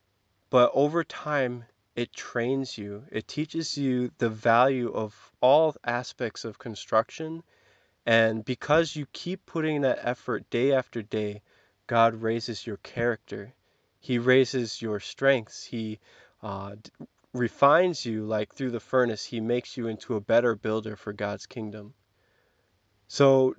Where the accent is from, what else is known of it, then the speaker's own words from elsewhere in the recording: Kansas, United States; I'm from Kansas